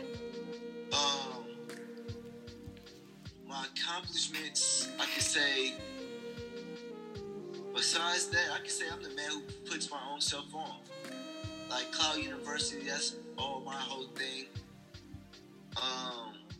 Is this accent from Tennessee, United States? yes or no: no; Milwaukee, Wisconsin, United States; I'm from Milwaukee. I went to high school here